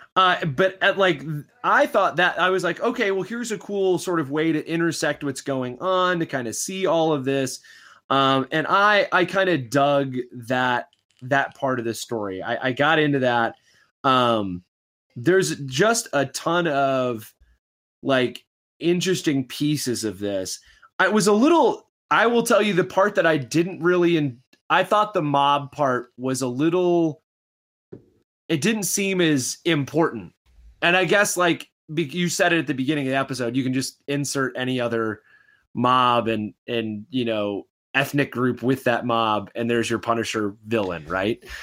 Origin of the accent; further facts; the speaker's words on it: Midwest, United States; I grew up in the Midwest